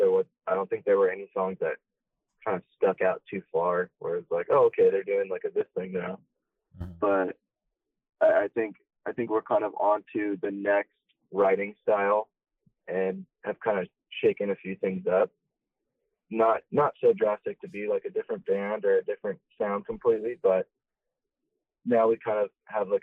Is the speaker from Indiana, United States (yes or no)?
no; South Orange County, California, United States; we grew up in South County